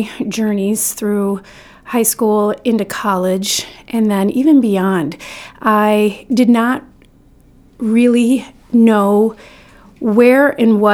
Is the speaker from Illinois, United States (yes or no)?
yes; Northern Illinois, United States; now in Maine, United States; I was born in Northern Illinois and raised on land there